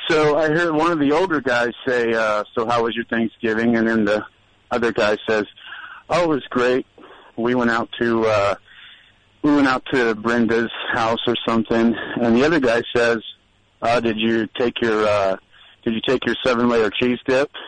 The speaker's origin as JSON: {"language": "English", "town": "Indianapolis", "region": "Indiana", "country": "United States", "said": "and that night, I'm from Indianapolis, and so the Colts were playing that night on TV."}